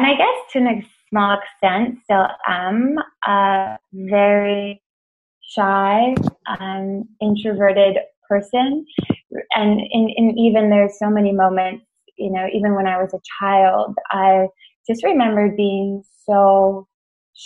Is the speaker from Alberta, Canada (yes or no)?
yes; Edmonton, Alberta, Canada; now in Toronto, Canada; I grew up in Edmonton, Alberta, Canada, which is a small little kind of, well, not small town, it's like it's the capital of the province. But I grew up probably about 25 minutes outside of that.